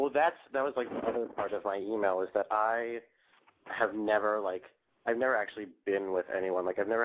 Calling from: New York City, New York, United States; I am 19, calling from the Big Apple, New York City.

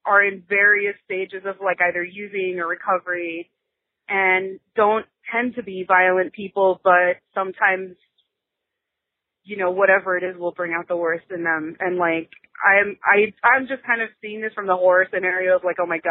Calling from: South Florida, United States; I'm calling you from South Florida

